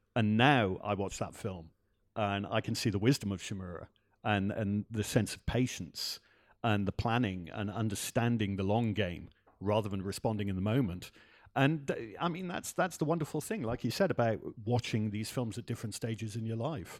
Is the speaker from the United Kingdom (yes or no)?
yes; Wales, United Kingdom; I grew up in Wales